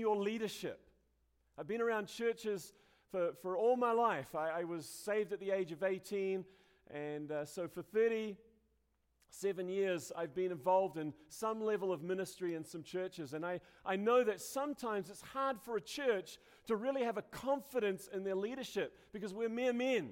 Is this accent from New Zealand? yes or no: yes; New Zealand; moved away as an adult; now in United States; my home country